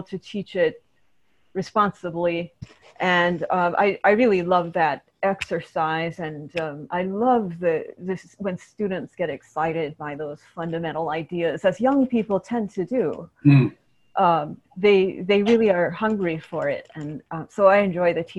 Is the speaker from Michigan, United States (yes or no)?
yes; Ann Arbor, Michigan, United States; moved away; also born or lived in Berkeley, California / Santa Cruz, California; I was born in Berkeley, California. And I was a faculty brat. My father was a graduate student when I was born and later professor of philosophy at University of Michigan. So I spent many years in Ann Arbor, Michigan